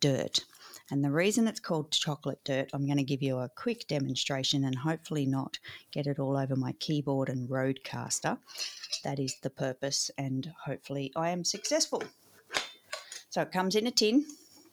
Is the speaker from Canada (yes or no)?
no; Australia; as all Aussie kids growing up